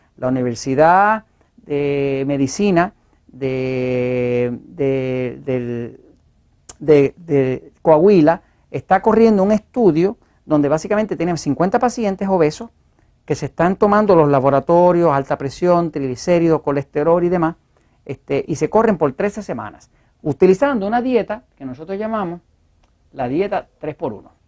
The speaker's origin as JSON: {"language": "Spanish", "country": "Puerto Rico", "said": "nosotros acá en Puerto Rico"}